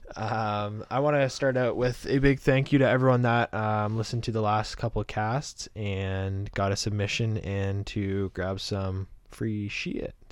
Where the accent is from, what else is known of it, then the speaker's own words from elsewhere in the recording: Canada; I'm Canadian